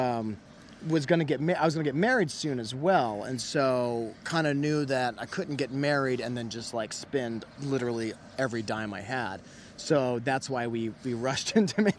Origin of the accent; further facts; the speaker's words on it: Alabama, United States; also born or lived in Iowa; now in Los Angeles, United States; I'm from Alabama